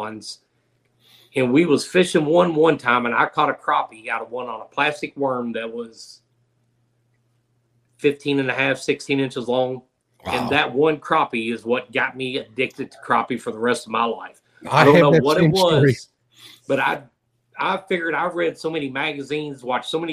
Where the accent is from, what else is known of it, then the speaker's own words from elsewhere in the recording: Louisville, Kentucky, United States; now in Southwest Missouri, United States; I grew up in Louisville, Kentucky